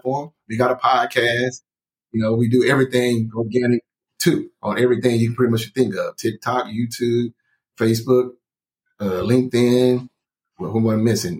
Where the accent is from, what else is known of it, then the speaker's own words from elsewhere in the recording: Tyler, Texas, United States; now in Dallas, United States; I'm from Tyler, Texas.